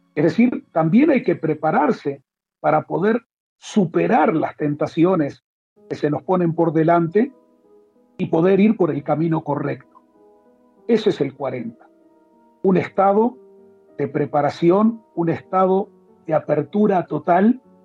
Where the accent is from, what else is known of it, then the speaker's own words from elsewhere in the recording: Uruguay; moved away as an adult; also born or lived in Mexico / Spain / Miami; now in Israel; nací en Uruguay, a los 20 años me fui a vivir a Israel